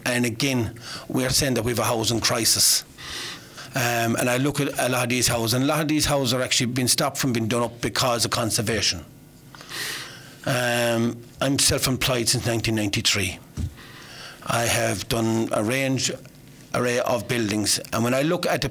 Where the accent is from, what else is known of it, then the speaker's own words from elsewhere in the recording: Kilmallock, Munster, Ireland; also born or lived in Bruree / Croom / Granagh; was born in Benogue. I moved to Drumminaglacca in 1980 with my father, and I went to school in Kilmallock.